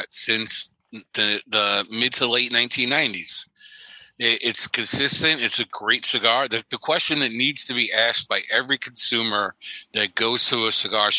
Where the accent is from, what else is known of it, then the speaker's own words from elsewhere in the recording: New York City, New York, United States; I grew up in New York City